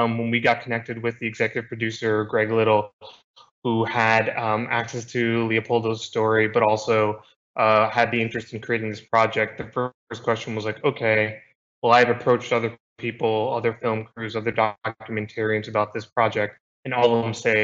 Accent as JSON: {"language": "English", "country": "United States", "tie": "born or raised there", "said": "I've been born and raised in the United States"}